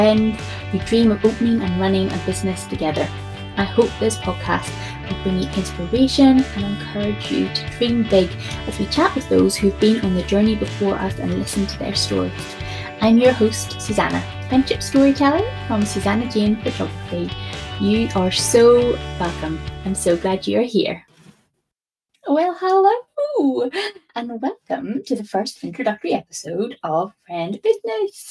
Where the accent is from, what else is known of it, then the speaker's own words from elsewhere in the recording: Northern Ireland, United Kingdom; also born or lived in New York; now in England; I live in England, but I'm from Northern Ireland originally.